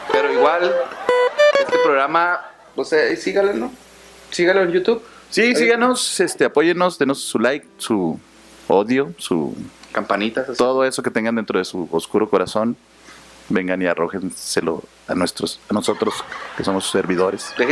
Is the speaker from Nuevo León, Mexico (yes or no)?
no; Chihuahua, Mexico; Para los que no saben, somos de aquí de Chihuahua, no venga nunca.